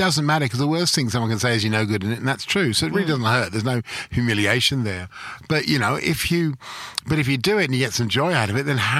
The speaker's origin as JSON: {"language": "English", "region": "London", "country": "United Kingdom", "tie": "born or raised there", "moved": "yes", "lives_now": "Melbourne, Australia", "said": "I grew up in London. I grew up in the borders between Chelsea and Fulham in London."}